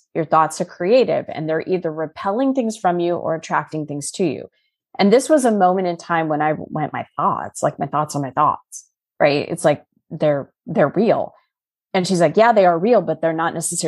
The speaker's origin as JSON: {"language": "English", "town": "Scottsdale", "region": "Arizona", "country": "United States", "tie": "born or raised there", "also_born_or_lived": "Chicago", "moved": "as an adult", "said": "I was born and raised in Scottsdale, Arizona"}